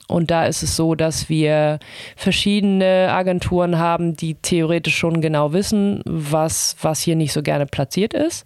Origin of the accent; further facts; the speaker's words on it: Germany; now in Hamburg, Germany; ich bin in der DDR aufgewachsen